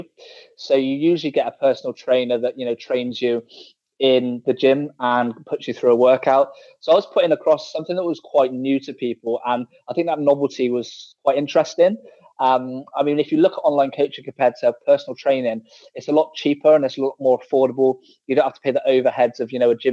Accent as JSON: {"language": "English", "town": "Bristol", "region": "South West England", "country": "United Kingdom", "moved": "yes", "said": "I'm from Bristol originally, back in the UK. So that's like the West Country, for guys that don't know"}